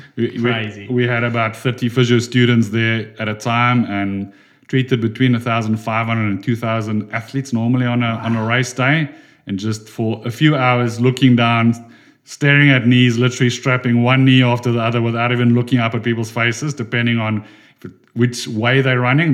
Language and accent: English; Durban, KwaZulu-Natal, South Africa; I come from Durban in South Africa